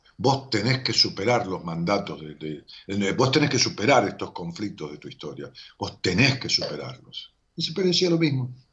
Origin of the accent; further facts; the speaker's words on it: Ramos Mejía, Buenos Aires Province, Argentina; Ramón Mejía, que es mi pueblo